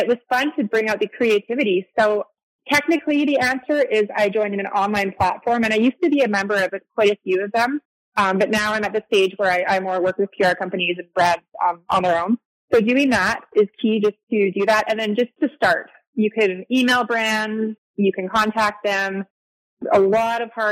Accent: Canada; moved away as an adult; now in Arizona, United States; I'm Canadian, by the way, or I lived in Canada. So I moved to Arizona

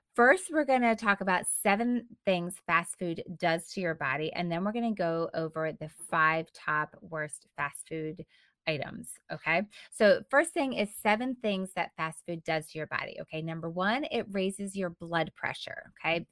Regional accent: United States; such a part of our culture and such a part of our lifestyle as Americans

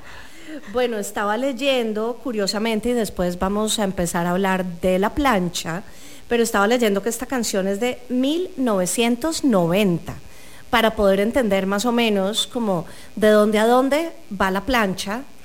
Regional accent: Colombia; now in Costa Rica; yo soy colombiana y en Colombia siempre hemos hablado de música

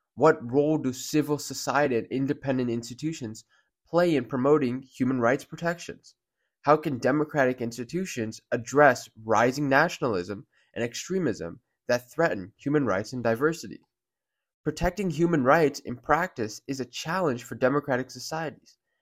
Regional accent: United States; we're all Americans

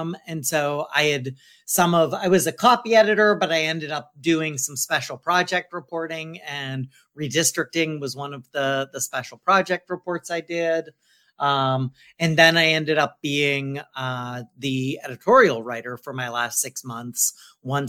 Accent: Youngstown, Ohio, United States; moved away as an adult; also born or lived in Bethesda, Maryland; now in Washington, DC, United States; we had moved quickly back to Ohio, where my dad was from, and so I grew up in Youngstown, Ohio

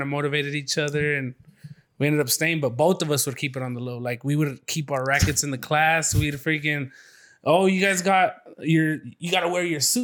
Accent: San Bernardino, California, United States; we were growing up in San Bernardino, like by San Bernardino High School

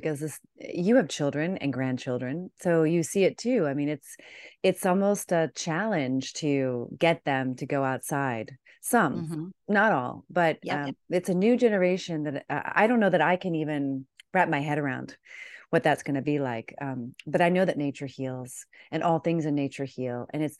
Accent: Washington, D.C. area, United States; I remember my mom and I grew up outside of Washington, D.C.

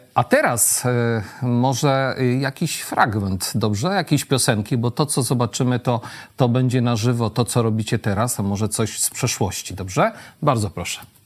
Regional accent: Świdnik, Lublin Voivodeship, Poland; jestem ze Świdnika, tak urodziłem się w Świdniku

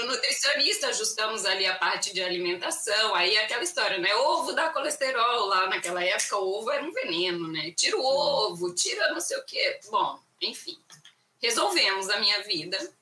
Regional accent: Cuiabá, Mato Grosso, Brazil; moved away as an adult; Eu sou de Cuiabá, Mato Grosso, nascida e criada lá e morei lá 38 anos da minha vida sem arredar o pé para lugar nenhum

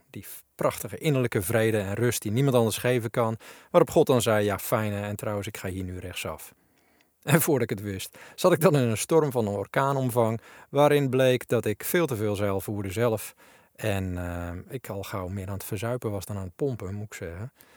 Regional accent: Netherlands; ik vroeger nog als typische Nederlander getraind was

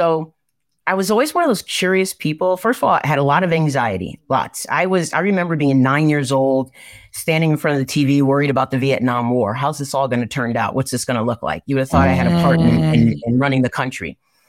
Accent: Norwalk, Connecticut, United States; I am from Norwalk, Connecticut, born and raised. I mean, youngest of nine, right?

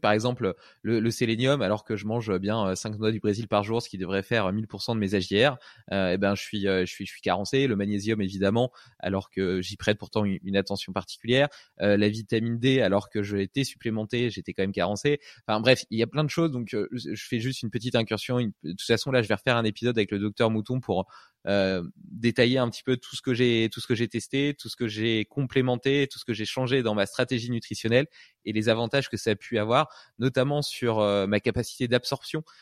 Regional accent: Brittany, France; moved away; j'ai vécu euh, une partie de mon enfance en Bretagne.

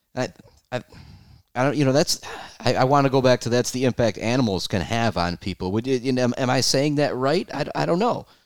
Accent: Shepherd, Michigan, United States; I'm from Shepherd

